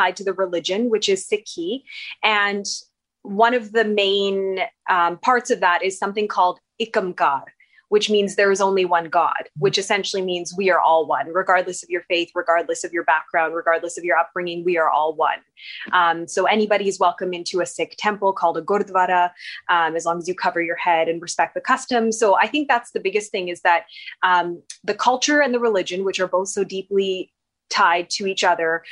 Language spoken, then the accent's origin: English; Okanagan, British Columbia, Canada; I also was born and bred, went through the Canadian public school system. I'm from the Okanagan.